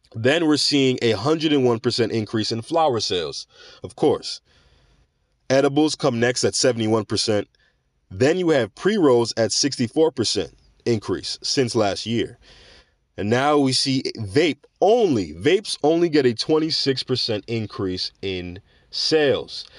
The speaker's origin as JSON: {"language": "English", "region": "New York", "country": "United States", "tie": "born or raised there", "said": "growing up in New York or living in New York"}